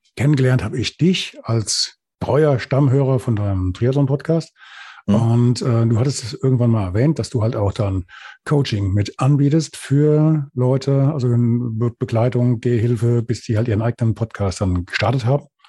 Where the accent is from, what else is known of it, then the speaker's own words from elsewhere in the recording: Hesse, Germany; accent: Hessian; also born or lived in Lüdenscheid; wenn du als Hesse geboren wirst und gerade hier noch bei uns in der Kante, dann nuschelst du automatisch